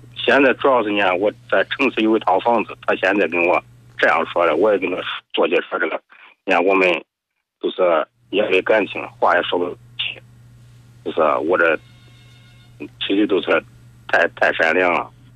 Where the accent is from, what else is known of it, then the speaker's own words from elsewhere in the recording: Luoyang, Henan, China; 我是罗阳的